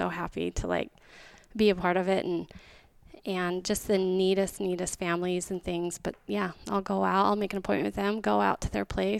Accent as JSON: {"language": "English", "area": "White Mountains", "region": "Arizona", "country": "United States", "tie": "born or raised there", "moved": "yes", "lives_now": "Queen Creek, Arizona", "said": "I grew up in the White Mountains."}